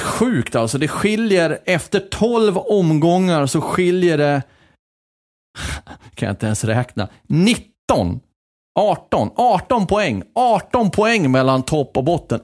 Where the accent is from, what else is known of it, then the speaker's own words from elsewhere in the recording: Fagersta, Västmanland, Sweden; jag är uppväxt i Fagersta, en liten så här håla i norra Västmanland